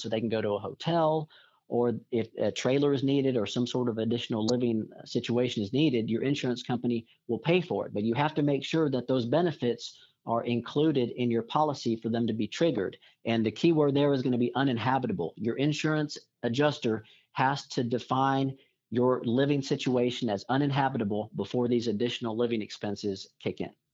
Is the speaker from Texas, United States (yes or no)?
yes; Corpus Christi, Texas, United States; I grew up down in the Corpus Christi area